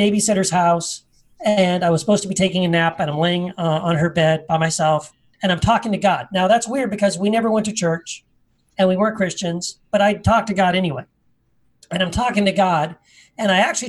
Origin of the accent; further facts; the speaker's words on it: Tennessee, United States; I was born in Tennessee, a small town of Tennessee